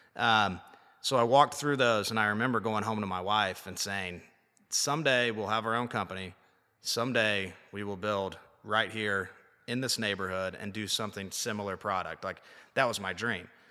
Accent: Liberty, Indiana, United States; moved away as an adult; now in Nashville, United States; We were high school wrestling teammates, good buddies, um, from a small little town, Liberty, Indiana

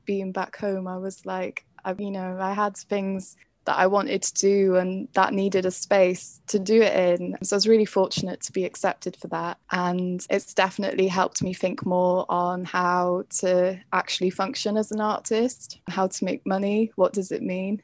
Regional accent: Carmarthenshire, Wales, United Kingdom; I'm from Carmarthenshire

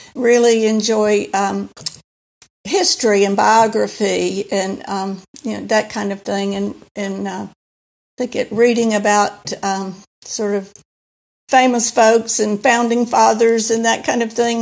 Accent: Alabama, United States; moved away as an adult; also born or lived in Singapore / New York / South Florida / St. Louis; we came to, uh, back to Alabama, back to me. Uh, was home for me

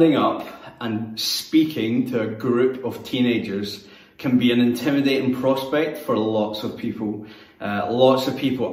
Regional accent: Greenock, Scotland, United Kingdom; moved away as an adult; now in Newcastle, United Kingdom; my hometown of Greenock, which is where I'm from and where I sound just like everyone else

